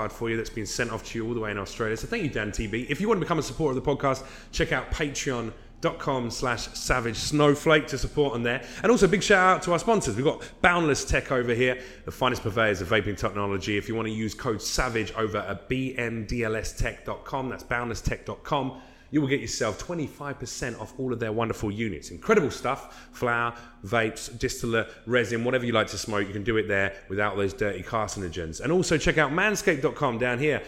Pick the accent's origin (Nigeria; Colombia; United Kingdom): United Kingdom; England; now in United States; I'm English